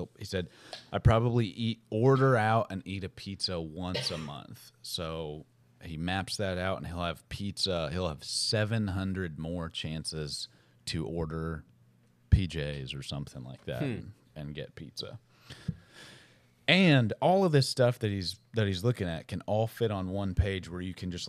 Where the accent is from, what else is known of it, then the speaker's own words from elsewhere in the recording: Boston, Massachusetts, United States; Like, growing up in Boston, I went to Red Sox games all the time, but I never moved back there.